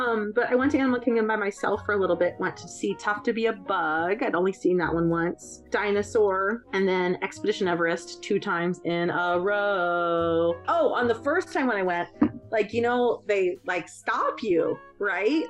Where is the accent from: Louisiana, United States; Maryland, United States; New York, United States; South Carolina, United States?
Maryland, United States; I'm from Maryland